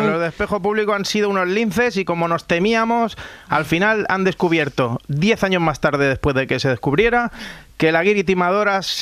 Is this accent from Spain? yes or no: yes; Rubí, Catalonia, Spain; yo, como sabes, soy de Rubí.